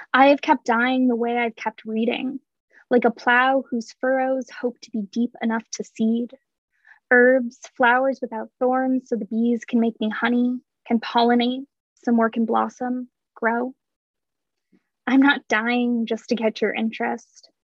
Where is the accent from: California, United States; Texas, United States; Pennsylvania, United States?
California, United States; San Diego; moved away as an adult; also born or lived in Northeast United States / London; I grew up in um, San Diego. So I moved from San Diego to the Northeast for school